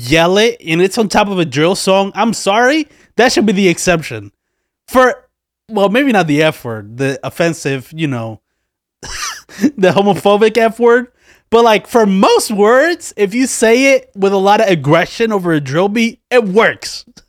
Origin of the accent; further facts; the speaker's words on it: Philadelphia, Pennsylvania, United States; Like, I'm from Philly. I am in Philly. I live in Philly.